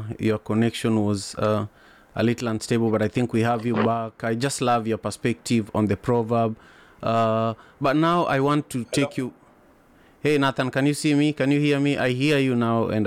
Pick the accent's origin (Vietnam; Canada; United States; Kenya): Kenya; Kisumu, Kisumu County; I grew up in Kisumu in Manyata